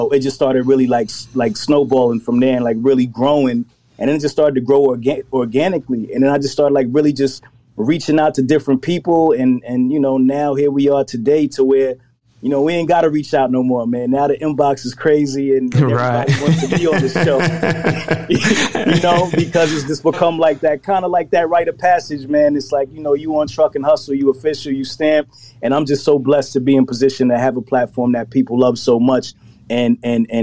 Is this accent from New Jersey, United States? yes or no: yes; New Jersey, United States; also born or lived in Brooklyn, New York; I moved to New Jersey early, but like I moved to the suburbs in New Jersey